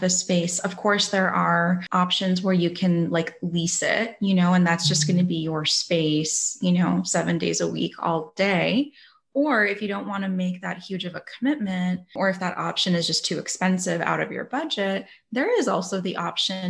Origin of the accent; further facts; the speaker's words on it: California, United States; now in Florida, United States; I'm from California, currently live in Florida right now